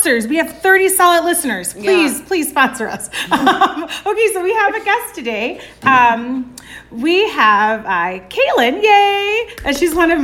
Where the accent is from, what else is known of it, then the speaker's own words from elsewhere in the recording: Chicago, Illinois, United States; growing up in the city mm-hmm. of Chicago